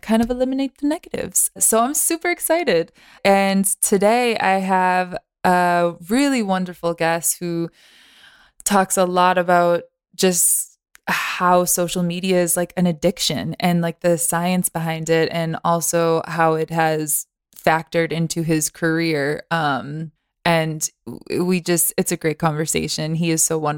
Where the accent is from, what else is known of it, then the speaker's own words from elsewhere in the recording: Boston, Massachusetts, United States; I'm actually from Boston.